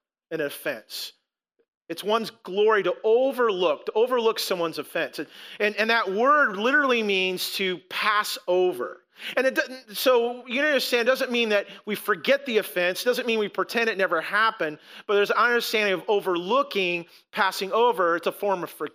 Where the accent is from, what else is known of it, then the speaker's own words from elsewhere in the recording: United States; we're American.